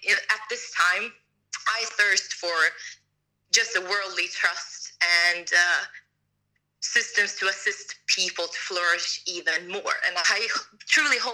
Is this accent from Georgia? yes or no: no; Sweden; moved away; my home country